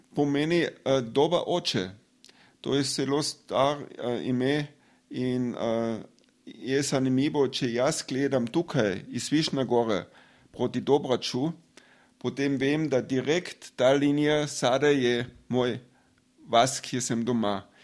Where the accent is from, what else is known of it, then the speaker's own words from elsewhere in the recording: Drava Valley, western Carinthia, Austria; Slovenian is a second language; moved away as an adult; now in Slovenia; rojen sem na Travski dolini, to je um, zahodni del Koroška